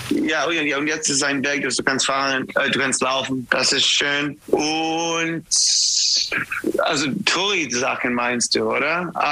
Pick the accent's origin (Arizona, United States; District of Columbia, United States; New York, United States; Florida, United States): New York, United States; German is a second language; also born or lived in Germany; ich habe in Deutschland für sieben oder sechs Jahre gelebt und ich bin ein Deutscher in New York und dann, wenn ich bin in Kalifornien, ich bin ein New Yorker